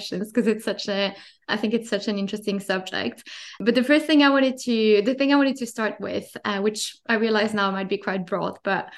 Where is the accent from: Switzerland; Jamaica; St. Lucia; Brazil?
Switzerland; French part of Switzerland, Romandy; now in London, United Kingdom; I grew up in the French part of Switzerland and now live in London